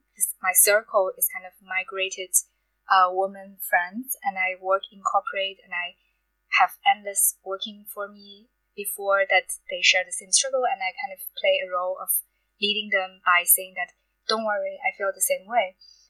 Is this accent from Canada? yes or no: no; China; first language Mandarin; English is a second language; moved away as an adult; I'm from China